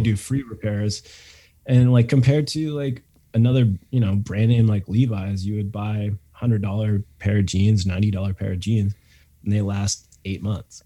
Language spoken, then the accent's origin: English; Canada; we're coming back to Canada, which which was weird. Like, it's like this is my home country